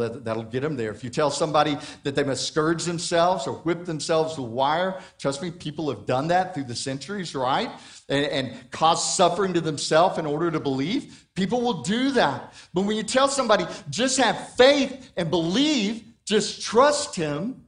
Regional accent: Hobbs, New Mexico, United States; moved away; I grew up in New Mexico, in Hobbs, and so Roswell is not far away

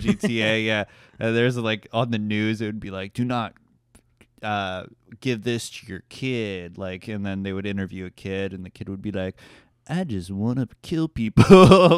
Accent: Fort Lauderdale, Florida, United States; I'm from Fort Lauderdale

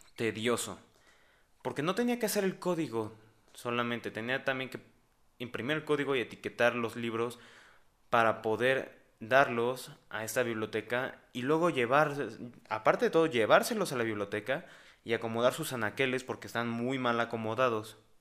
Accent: Mexico; aquí, en mi país, en México

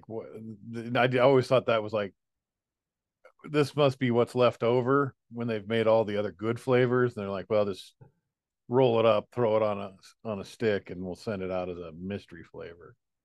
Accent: United States; I'm American

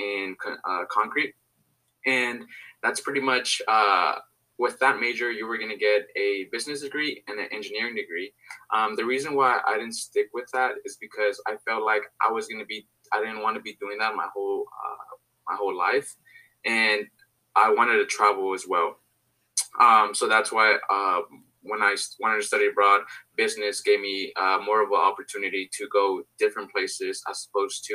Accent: Santa Monica, California, United States; also born or lived in Mexico; my hometown, Santa Monica

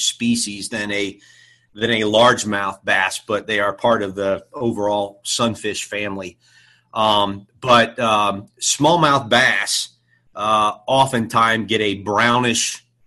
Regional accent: Dayton, Ohio, United States; I grew up in Dayton, Ohio. I'm a Buckeye through and through

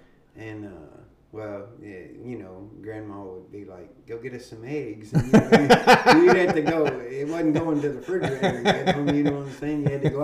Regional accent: Frankfort, Kentucky, United States; I was born and raised in Frankfort, Kentucky, where I lived on Green Valley Racehorse Farm.

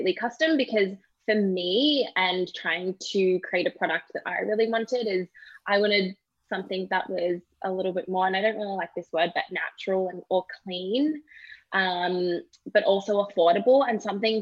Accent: Australia; moved away as an adult; also born or lived in British Columbia, Canada; now in Toronto, Canada; obviously I'm not from Canada. I'm originally from Australia and I moved to Canada 5 years ago

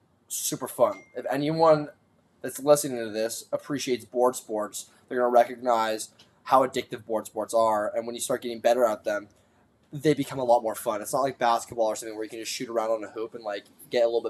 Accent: Malibu, California, United States; we grew up in Malibu, and being born and raised here

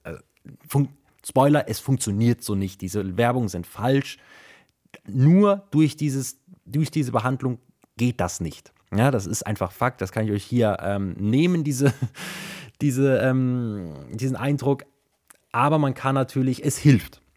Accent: Germany; hier bei uns in Deutschland

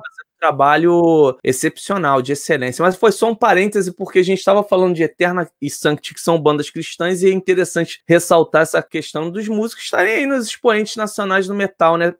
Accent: Rio de Janeiro, Brazil; Eu sou do Rio

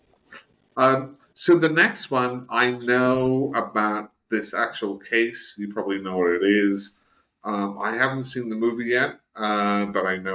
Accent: Northern Ireland, United Kingdom; also born or lived in Chicago; now in United States; I'm from Northern Ireland

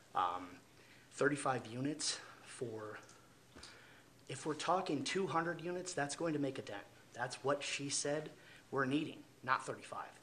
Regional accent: Florida, United States; now in Midland, United States; I'm not originally from Midland. I'm actually from Florida.

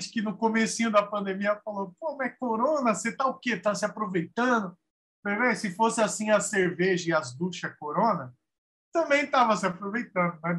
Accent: São Bernardo do Campo, São Paulo, Brazil; nasci em São Bernardo, mas vivi no ABC, estudei, trabalhei, tudo por ali. o ABC faz parte da minha vida é, firmemente.

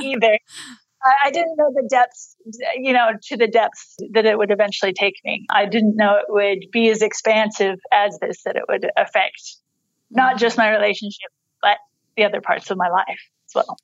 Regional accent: United States; moved away as an adult; now in Australia; I was born in the United States

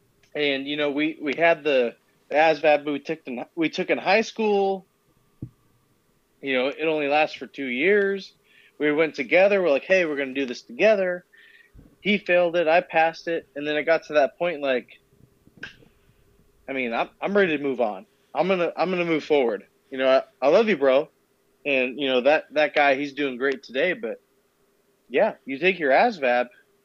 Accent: Murrieta, California, United States; I'm from Marietta, California, and Temecula has a MEPS, or sorry, not a MEPS, but a recruiting station that has like 12 recruiters in it.

